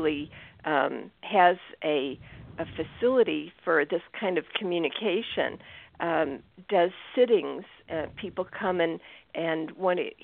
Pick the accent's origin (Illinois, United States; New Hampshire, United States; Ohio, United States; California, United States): Illinois, United States; Chicago; I grew up in the Chicago area